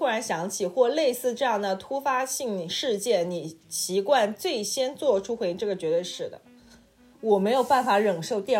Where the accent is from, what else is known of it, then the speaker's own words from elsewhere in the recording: Beijing, China; accent: Beijing; 完了，我这北京口音真的是既不标准又甩不掉。